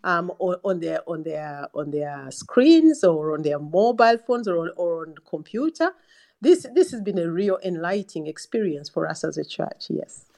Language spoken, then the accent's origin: English; Uganda; now in England, United Kingdom; I come from Uganda